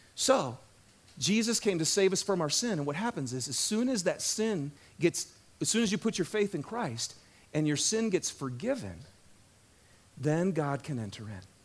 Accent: Michigan, United States; moved away; I grew up in Michigan, uh, out in the woods

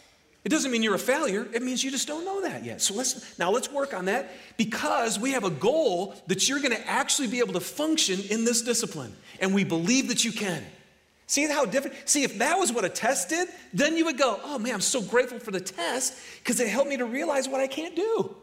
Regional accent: Detroit, Michigan, United States; You know, I'm from Michigan, right? It's the Detroit area where everything is about automobiles.

